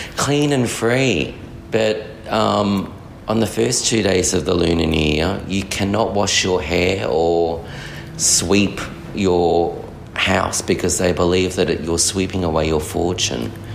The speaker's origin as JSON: {"language": "English", "town": "Melbourne", "region": "Victoria", "country": "Australia", "tie": "born or raised there", "said": "I'm Australian born Chinese. Mm. I was born in Melbourne"}